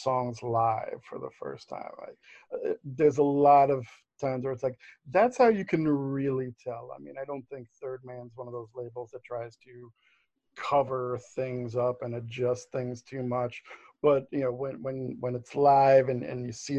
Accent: New York, United States; born and raised in New York

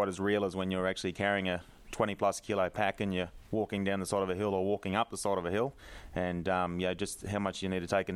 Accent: Toowoomba, Queensland, Australia; I'm originally from Toowoomba. I live in Toowoomba at the moment

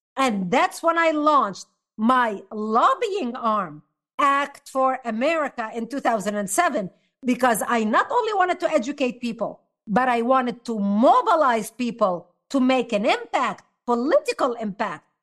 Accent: Lebanon; now in United States; I was born and raised in Lebanon

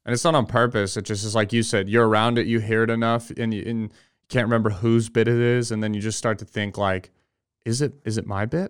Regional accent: California, United States; I grew up in California

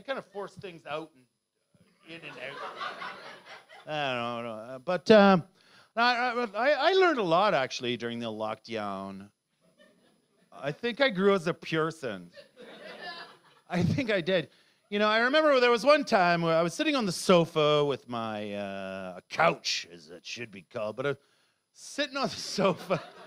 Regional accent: Canada; moved away; they moved to Canada before I was fucking born there

